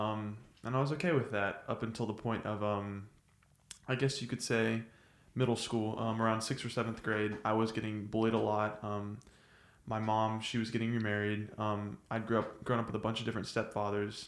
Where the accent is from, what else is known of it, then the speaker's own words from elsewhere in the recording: Nacogdoches, Texas, United States; I'm from Nacogdoches